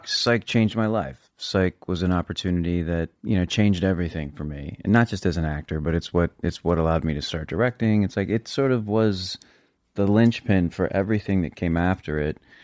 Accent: San Antonio, Texas, United States; I'm from Texas.

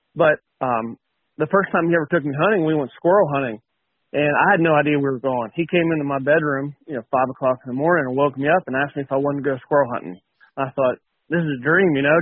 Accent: West Virginia, United States; I grew up in West Virginia, hunted in West Virginia

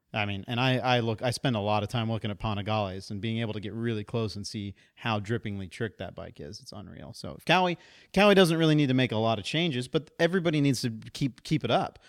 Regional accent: Central Texas, United States; In my hometown in Central Texas, the Honda shop was in the middle of nowhere

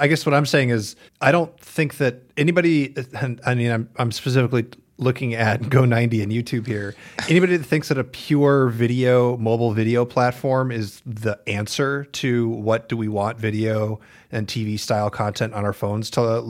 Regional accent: Midwest, United States; we're from the Midwest.

